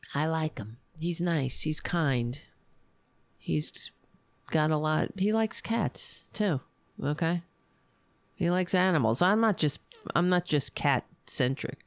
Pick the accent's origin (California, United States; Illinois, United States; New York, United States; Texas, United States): New York, United States; I'm from New York.